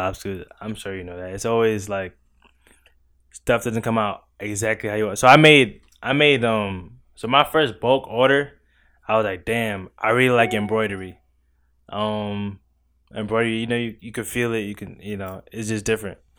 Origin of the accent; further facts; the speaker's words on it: New York City, New York, United States; moved away as an adult; now in Virginia, United States; I'm from Crown Heights, Brooklyn, New York